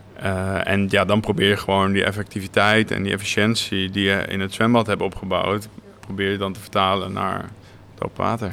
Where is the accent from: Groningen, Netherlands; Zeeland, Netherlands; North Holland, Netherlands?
North Holland, Netherlands; Naarden; Ik ben ja inderdaad geboren en getogen in Naarden